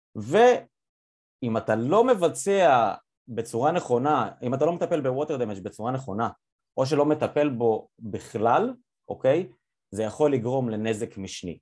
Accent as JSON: {"language": "Hebrew", "town": "Yavne", "region": "Central District", "country": "Israel", "moved": "yes", "lives_now": "United States", "said": "אני כאילו במקור מיבנה"}